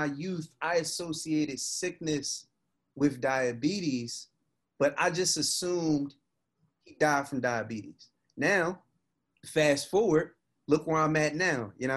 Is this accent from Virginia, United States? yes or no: no; Baltimore, Maryland, United States; My family and all of them, they from West Baltimore. I was born in Mount Sinai Hospital